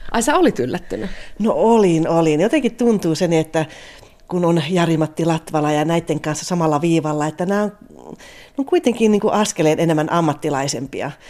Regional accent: Kanala, Finland; Kato, kun me ollaan Kanalasta, niin meillä oli neljä tyttöä

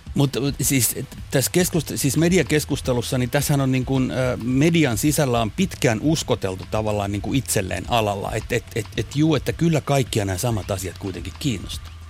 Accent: Kotka, Kymenlaakso, Finland; mä oon Kotkasta kotoisin

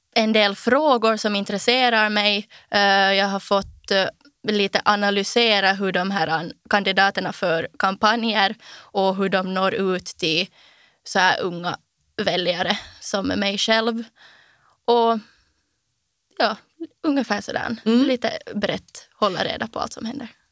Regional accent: Ekenäs, Uusimaa, Finland; Jag kommer från Ekenäs och jag är 19 år gammal.

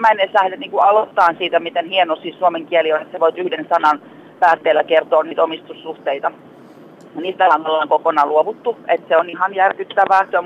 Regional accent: Tampere, Pirkanmaa, Finland; tuun Tampereelta siis

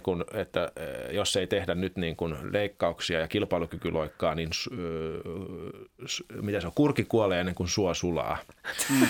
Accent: Finland; also born or lived in Belgium; me suomalaiset

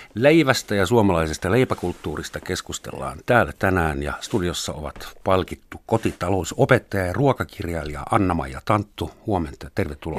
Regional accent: Helsinki, Uusimaa, Finland; oon stadilainen

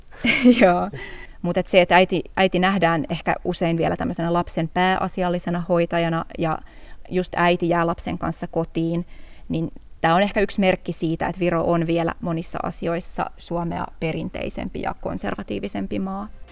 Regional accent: Helsinki, Uusimaa, Finland; moved away as an adult; now in Tallinn, Estonia; mä oon Helsingistä kotosi

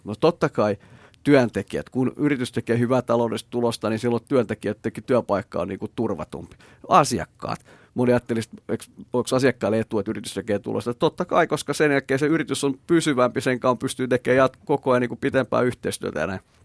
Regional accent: Imatra, South Karelia, Finland; now in Espoo, Finland; mä ollaan Petterin kanssa molemmat Imatralta kotosi

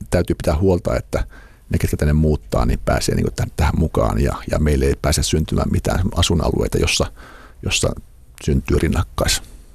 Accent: Imatra, South Karelia, Finland; moved away as an adult; now in Helsinki, Finland; mä oon Imatralta kotoisin

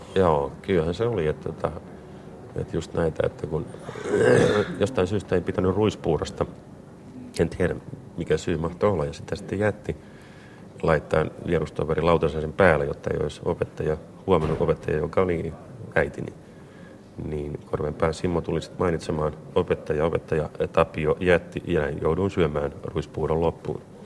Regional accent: Vampula, Southwest Finland, Finland; Punolan kylästä, josta mä oon kotoisin

